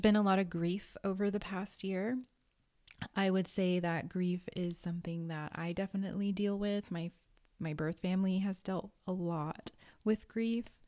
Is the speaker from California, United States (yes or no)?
yes; Redondo Beach, California, United States; I grew up in Los Angeles County, California, in a city called Redondo Beach